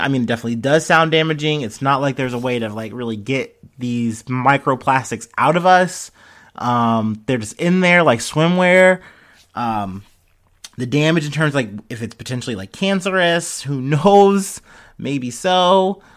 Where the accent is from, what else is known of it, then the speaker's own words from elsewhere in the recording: Cincinnati, Ohio, United States; I'm from Cincinnati.